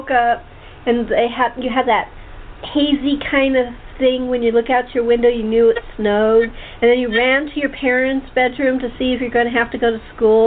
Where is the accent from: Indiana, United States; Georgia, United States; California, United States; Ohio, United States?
California, United States; I'm a California native, so until I was about seven, I hadn't seen snow